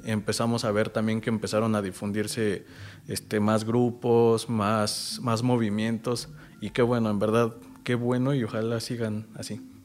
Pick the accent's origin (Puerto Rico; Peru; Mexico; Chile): Mexico; Milpa Alta, Mexico City; vivo enamorado ahora de, mi pueblo, de mi alcaldía